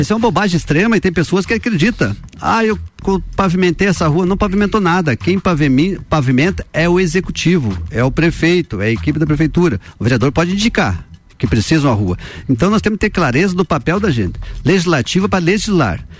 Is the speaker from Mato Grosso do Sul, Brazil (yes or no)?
no; Cerrito, Santa Catarina, Brazil; no Cerrito minha terra natal